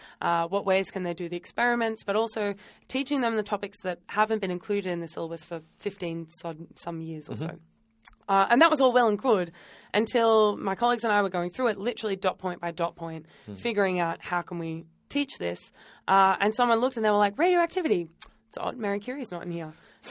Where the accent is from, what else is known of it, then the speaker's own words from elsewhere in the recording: New South Wales, Australia; now in Western Australia, Australia; But originally I'm from New South Wales